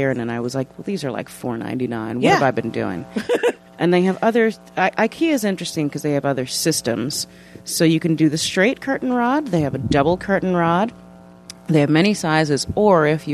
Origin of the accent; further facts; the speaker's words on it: New York City, New York, United States; also born or lived in Brooklyn; I grew up in Manhattan